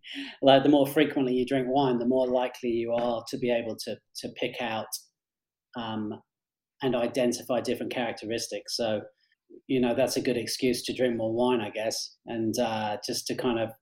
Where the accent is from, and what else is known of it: England, United Kingdom; moved away as an adult; also born or lived in Australia / London; now in Colorado, United States